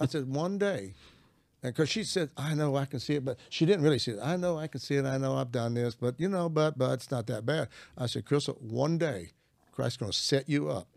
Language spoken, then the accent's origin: English; Arkansas, United States; I'm from Arkansas. I'm a country boy.